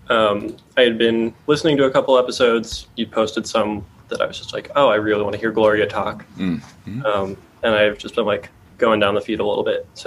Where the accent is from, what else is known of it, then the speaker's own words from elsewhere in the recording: Austin, Texas, United States; Austin, Texas.